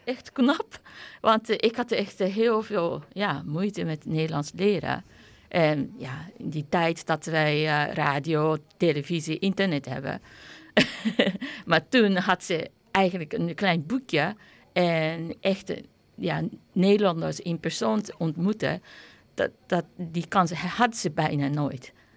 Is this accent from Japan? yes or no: yes; Japan; also born or lived in Rotterdam, Netherlands; now in Netherlands; op het papier ben ik eh, nog steeds Japans.